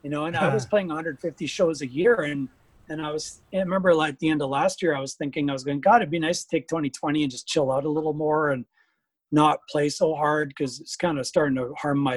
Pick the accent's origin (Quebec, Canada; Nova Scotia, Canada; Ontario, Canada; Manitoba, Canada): Manitoba, Canada; Pinawa; also born or lived in Winnipeg, Canada; now in Bonny Doon, United States; very, very inspiring little town called Pinawa that I grew up